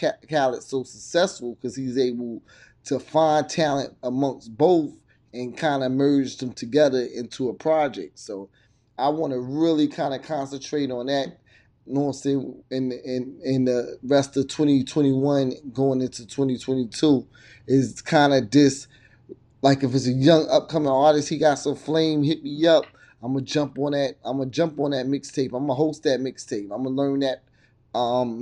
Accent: New York, United States; moved away; growing up in New York

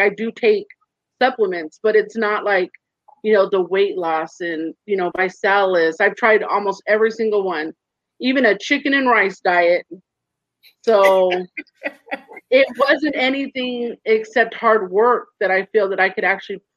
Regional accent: Orange County, California, United States; also born or lived in high desert, California; I'm from California, born and raised in Orange County, but now I'm in the high desert.

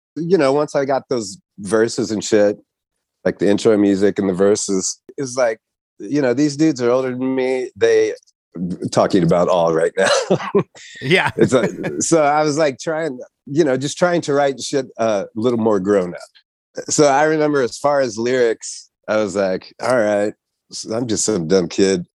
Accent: Kansas City, Missouri, United States; I'm from Kansas City

